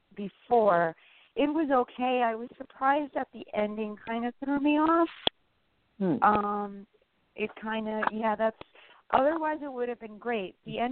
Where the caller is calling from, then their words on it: New Jersey, United States; I'm calling from New Jersey.